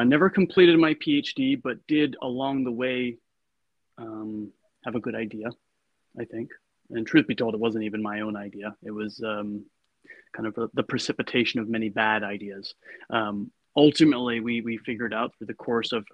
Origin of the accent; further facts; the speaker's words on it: Connecticut, United States; moved away as an adult; also born or lived in Boston, Massachusetts; now in Berkeley, United States; I grew up in Connecticut and went to Boston University